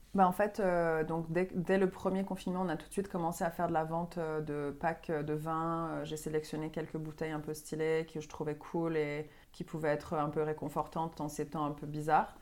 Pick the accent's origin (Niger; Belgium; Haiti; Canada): Canada; Montreal, Quebec; moved away as an adult; also born or lived in Paris / Marseille; now in France; je suis donc euh, québécoise à la base, euh, née à Montréal. J'ai grandi là-bas